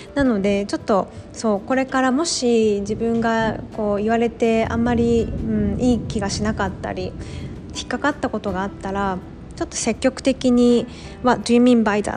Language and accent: Japanese; Japan; 私のバックグラウンドは日本人で日本で生まれ育ってきて教育も日本でで